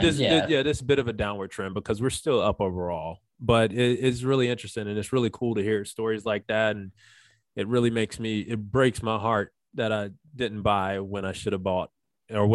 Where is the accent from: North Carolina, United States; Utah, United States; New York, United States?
North Carolina, United States; Charlotte; moved away; I'm originally from Charlotte